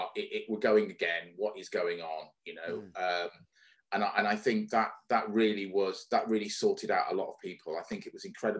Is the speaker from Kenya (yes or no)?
no; the north of England, United Kingdom; We lived in the north of England. We didn't live in London. I'm not a Londoner. We didn't live too far away from Liverpool.